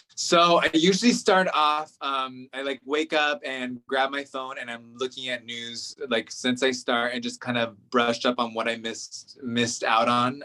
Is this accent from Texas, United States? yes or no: no; Central Valley, California, United States; moved away as an adult; also born or lived in Inland Empire, California; now in Washington, D.C., United States; I was um, born in the Inland Empire, but grew up in the Central Valley, so ag, the ag portion of California